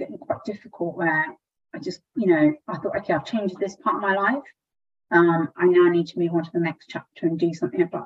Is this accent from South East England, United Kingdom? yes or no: yes; Southampton, South East England, United Kingdom; moved away; also born or lived in London; I grew up in Southampton, a very small Indian community where everyone knew everyone